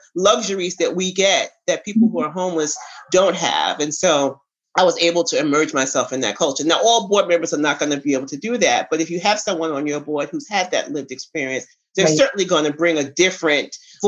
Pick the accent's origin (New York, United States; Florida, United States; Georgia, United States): New York, United States; New York City; now in Atlanta, United States; I'm a New Yorker, so I knew the city